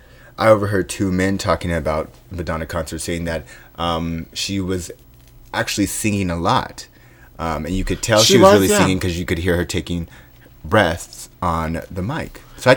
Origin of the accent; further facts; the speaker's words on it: Ventura County, California, United States; I grew up in Ventura County